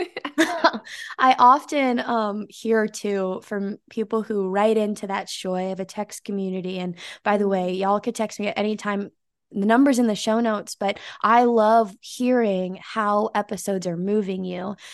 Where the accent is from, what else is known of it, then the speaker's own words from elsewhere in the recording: Bay Area, California, United States; now in Nashville, United States; I'm from the Bay Area in California